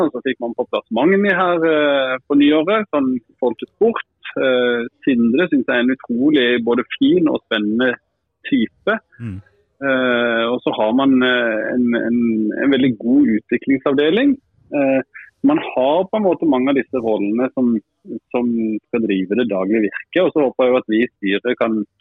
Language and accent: Norwegian; Kristiansand, Sørlandet, Norway; moved away; Som sørlending